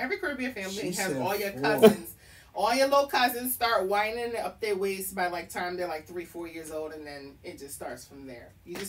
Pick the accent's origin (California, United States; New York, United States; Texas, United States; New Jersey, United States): New York, United States; New York City; now in Baltimore, United States; I'm originally from New York. You know, I'm a New York girl. I'm from Queens, Jamaica Avenue.